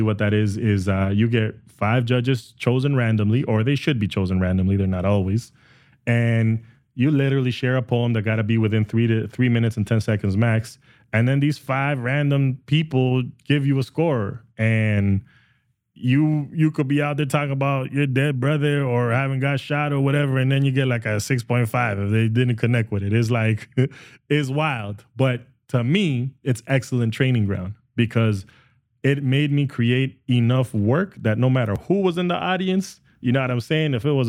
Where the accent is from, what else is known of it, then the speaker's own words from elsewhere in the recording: Canada; I think as Canadian artists, we get pigeonholed up here, and we're just kind of competing and stumbling all over each other.